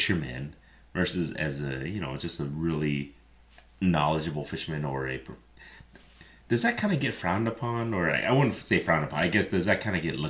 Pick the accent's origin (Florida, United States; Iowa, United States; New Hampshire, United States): Iowa, United States; we're from Iowa